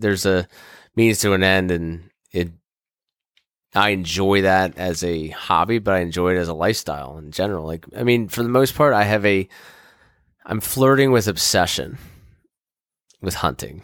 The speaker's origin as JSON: {"language": "English", "town": "Kensington", "region": "Maryland", "country": "United States", "tie": "born or raised there", "said": "I grew up in Kensington, Maryland, where I live currently"}